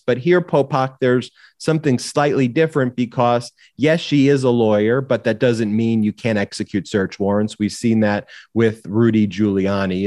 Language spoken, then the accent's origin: English; Long Island, New York, United States; my own story of growing up in Long Island, New York